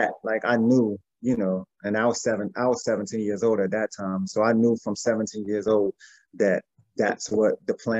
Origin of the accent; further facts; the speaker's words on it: East Orange, New Jersey, United States; we're all from East Orange, Jersey, even at Tretch